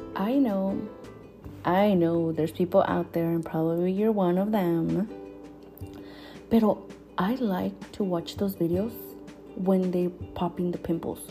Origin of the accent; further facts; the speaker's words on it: San Luis Obispo, California, United States; also born or lived in State of Mexico, Mexico; I was born in Mexico, in el estado de Mexico. I was born there and I moved to this country when I was what, around like seven or eight years old. So yeah, ever since I grew up here in San Luis Obispo